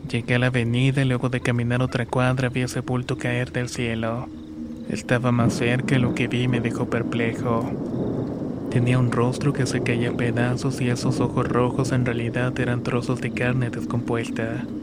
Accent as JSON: {"language": "Spanish", "town": "Chilapa de Álvarez", "region": "Guerrero", "country": "Mexico", "tie": "born or raised there", "lives_now": "Acatlán, Mexico", "said": "Soy originario de Chilapa de Álvarez Guerrero. Actualmente vivo en Acatlán"}